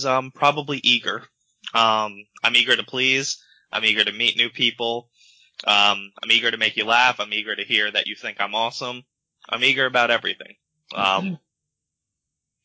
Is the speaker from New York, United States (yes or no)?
yes; New York, United States; now in Pennsylvania, United States; I'm from New York.